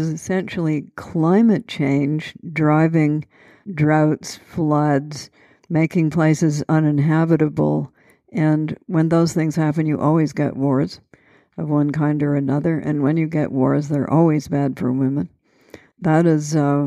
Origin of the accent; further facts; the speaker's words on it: Canada; So I'm Canadian. We took the Bible in school.